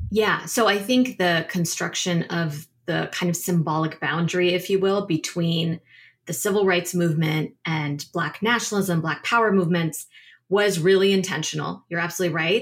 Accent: Northern Virginia, United States; I grew up in Northern Virginia, you know, outside D C

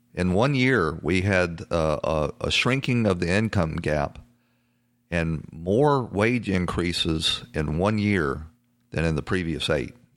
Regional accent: the South, United States; I come from the South, uh, sort of, um, you know, a uh, a poor stock of Southerners

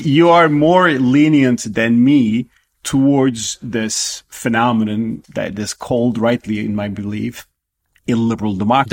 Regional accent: Turkey; moved away as an adult; now in United States; my home country Turkey

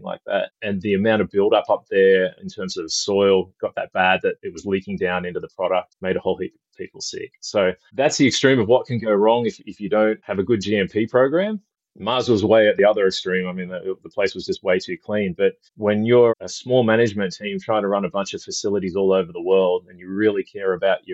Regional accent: Australia; As you can probably tell from the accent, I'm from Australia. I live on the West Coast

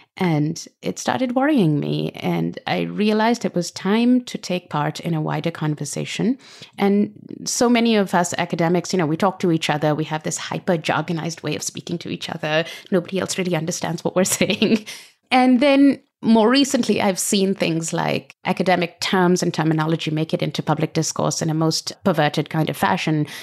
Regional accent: Pakistan; moved away as an adult; also born or lived in Britain; now in United States; I grew up in Pakistan under a whole series of military dictatorships

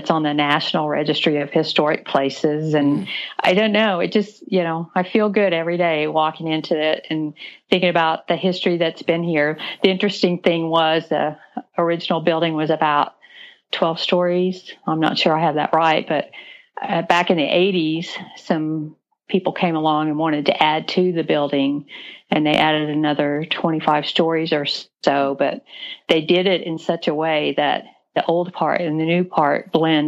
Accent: Tulsa, Oklahoma, United States; also born or lived in Texas; I was born and raised in Tulsa.

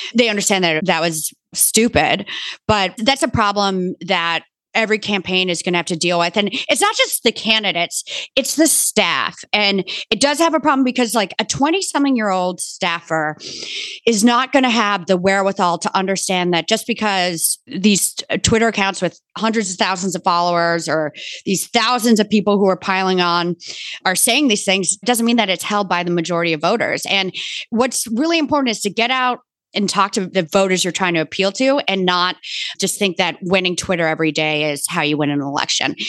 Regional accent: Bronxville, New York, United States; I grew up in Bronxville, New York

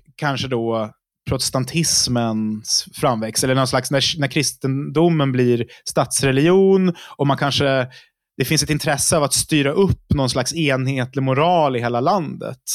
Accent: Uppsala, Uppsala County, Sweden; Jag kommer från Uppsala

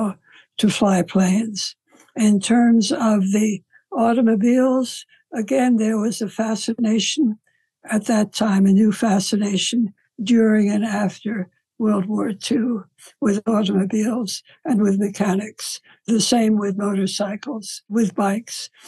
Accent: New York City, New York, United States; a good deal of the person that I am comes from growing up in New York

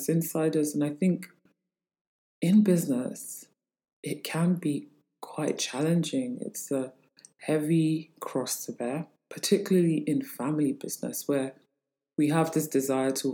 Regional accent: Lagos, Nigeria; I am from Lagos, Nigeria.

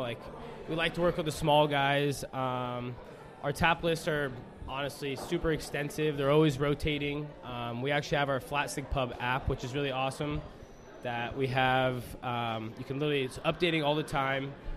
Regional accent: Redmond, Washington, United States; I grew up in Redmond

